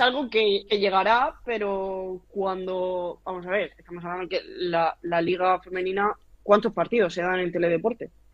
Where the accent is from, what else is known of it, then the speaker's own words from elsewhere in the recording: town near Alhama de Murcia, Region of Murcia, Spain; está a cinco minutos de mi pueblo